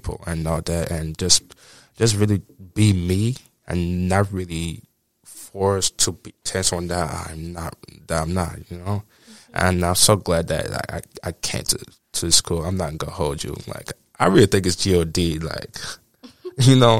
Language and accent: English; United States; born or raised there; moved away; also born or lived in Nigeria